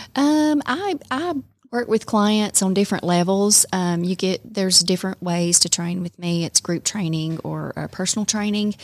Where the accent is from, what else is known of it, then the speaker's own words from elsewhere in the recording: Calhoun, Georgia, United States; also born or lived in Rome, Georgia; I was born and raised in Calhoun